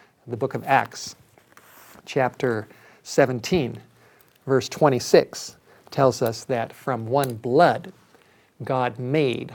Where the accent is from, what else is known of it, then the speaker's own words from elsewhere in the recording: Los Angeles, California, United States; I grew up in Los Angeles